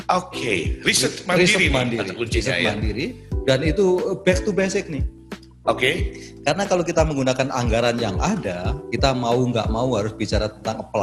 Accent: Malang, East Java, Indonesia; Meskipun saya orang Malang. Orang ya. Malang ya. KTP saya masih Malang.

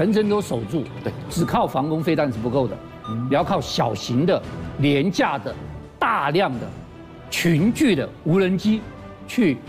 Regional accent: Taiwan; 这是猎风者卫星，猎风者卫星是我们台湾人的骄傲

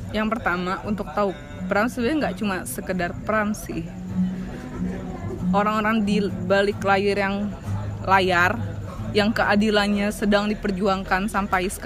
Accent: Java, Indonesia; ya saya anak Jawa

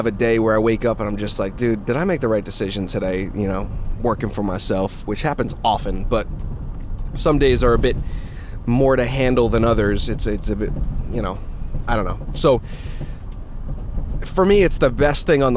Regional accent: Massachusetts, United States; I was born in Massachusetts and raised a Patriots fan.

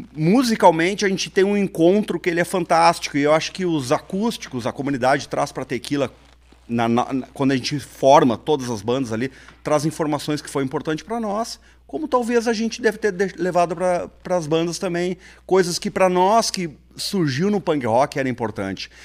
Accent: Porto Alegre, Rio Grande do Sul, Brazil; also born or lived in Santa Maria; Eu sou natural de Porto Alegre

